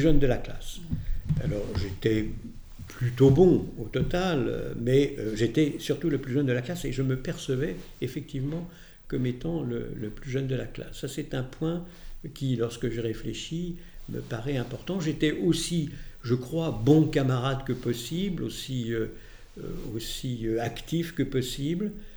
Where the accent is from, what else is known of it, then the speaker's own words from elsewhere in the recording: Paris, Île-de-France, France; also born or lived in Lyon; je suis né en 1942 à Lyon, dans le 4e arrondissement. Euh, j'ai euh, fait des études essentiellement à Paris, au lycée Condorcet et à l'école Fénelon